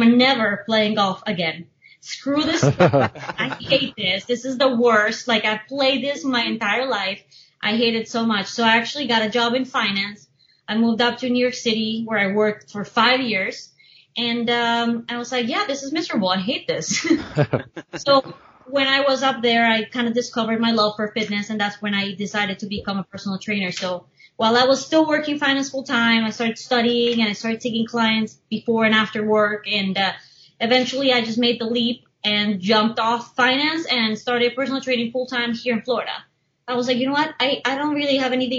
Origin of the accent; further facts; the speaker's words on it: Bogotá, Colombia; also born or lived in Miami, United States; now in United States; I was born in Miami, but I grew up in Bogota